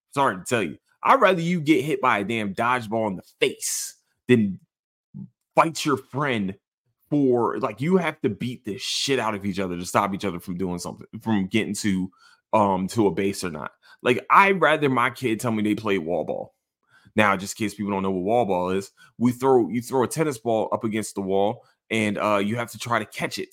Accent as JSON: {"language": "English", "town": "Philadelphia", "region": "Pennsylvania", "country": "United States", "said": "I'm from Philadelphia"}